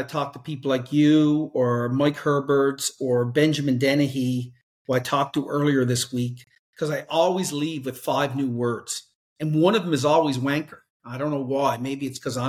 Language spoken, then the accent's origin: English; Newfoundland and Labrador, Canada; I'm on the east coast of Canada, the very opposite side, and it's a province called Newfoundland and Labrador.